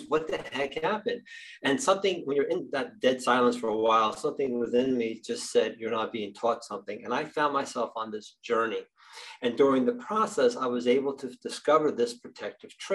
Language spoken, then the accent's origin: English; New Jersey, United States; I'm from New Jersey